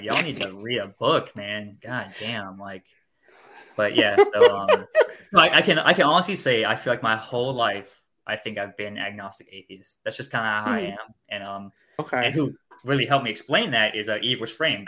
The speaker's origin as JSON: {"language": "English", "town": "Miami", "region": "Florida", "country": "United States", "tie": "born or raised there", "said": "I grew up in Miami, Florida, United States"}